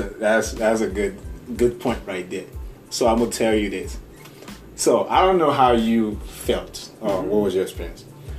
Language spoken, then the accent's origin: English; Boston, Massachusetts, United States; So, I grew up in South Boston.